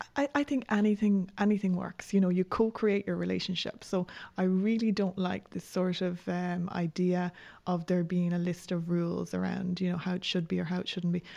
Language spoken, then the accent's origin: English; Ireland